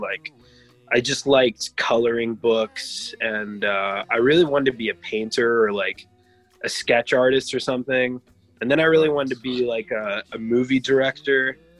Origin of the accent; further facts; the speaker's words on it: Canada; now in Vancouver, Canada; I'm from Canada. Right. I'm in Vancouver, beautiful British Columbia.